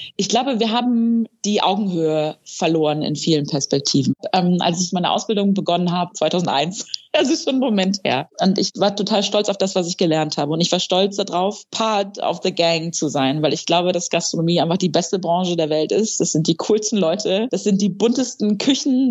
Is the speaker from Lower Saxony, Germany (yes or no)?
yes; Friesland, Lower Saxony, Germany; moved away; also born or lived in Texas; bin aus Friesland groß geworden, habe mich da sehr gelangweilt